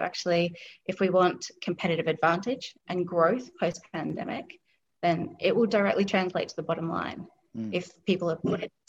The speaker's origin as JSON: {"language": "English", "country": "Australia", "said": "I'm not sure if you can tell, but I'm actually from Australia. And so, accent's nice and blended and tamed down."}